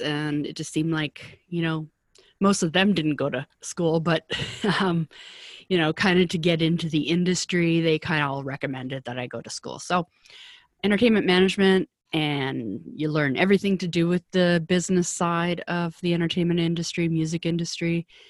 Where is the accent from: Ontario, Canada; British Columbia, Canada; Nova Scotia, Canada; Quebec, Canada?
British Columbia, Canada; Vancouver; moved away as an adult; also born or lived in Toronto; I'm from Vancouver, and at that time it was a kind of a small industry